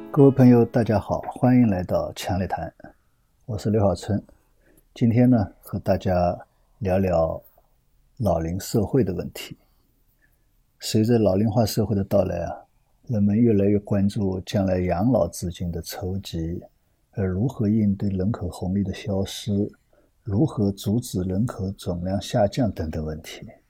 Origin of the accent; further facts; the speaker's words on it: China; 我们中国人